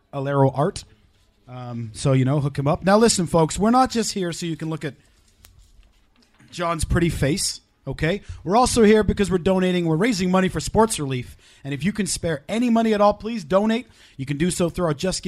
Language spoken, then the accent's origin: English; Wales, United Kingdom; we're Welsh